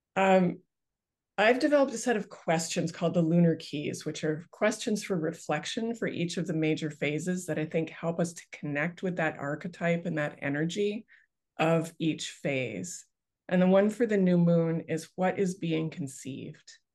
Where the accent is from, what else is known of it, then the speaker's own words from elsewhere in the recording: Canada; I grew up on the Bay of Fundy like right on the Bay of Fundy outside of my bedroom window